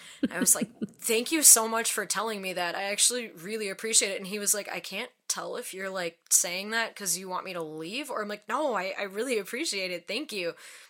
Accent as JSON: {"language": "English", "region": "Wisconsin", "country": "United States", "accent": "Wisconsin", "said": "It was like so Wisconsin."}